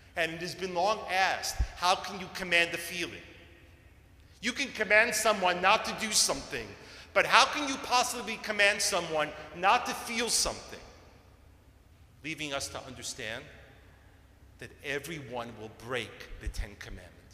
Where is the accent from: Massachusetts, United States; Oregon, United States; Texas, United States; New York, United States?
New York, United States; Growing up in New York